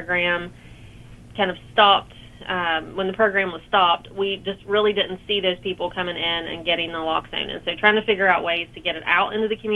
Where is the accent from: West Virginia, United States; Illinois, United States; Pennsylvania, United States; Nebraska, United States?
West Virginia, United States; South Charleston; So I'm from South Charleston, so I grew up in South Charleston. I've been here pretty much the majority of my life.